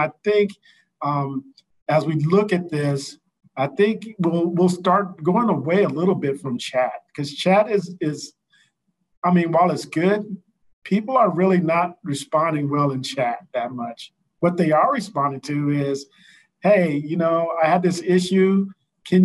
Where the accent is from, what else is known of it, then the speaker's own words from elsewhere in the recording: St. Louis, Missouri, United States; Him and I are hometown guys. He's from St. Louis. I'm from St. Louis. Hometown guy